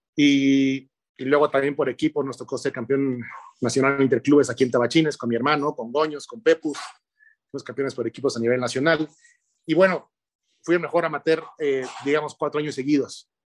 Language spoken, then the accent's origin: Spanish; Monterrey, Nuevo León, Mexico; Yo nací allá, en Monterrey